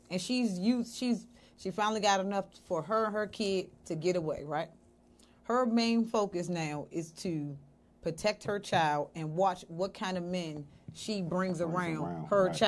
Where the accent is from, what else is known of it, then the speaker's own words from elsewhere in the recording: Washington, District of Columbia, United States; now in Washington, United States; I'm not originally from Southeast. I'm from Uptown.